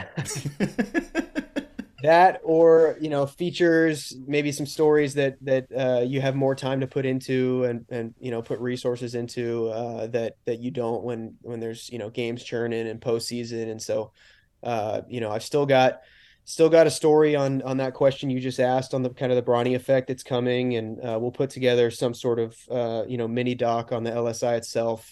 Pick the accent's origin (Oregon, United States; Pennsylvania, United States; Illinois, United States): Oregon, United States; Beaverton; I grew up in Beaverton